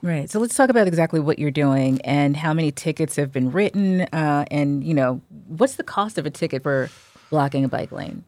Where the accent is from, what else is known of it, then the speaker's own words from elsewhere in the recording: New Jersey, United States; I'm from Jersey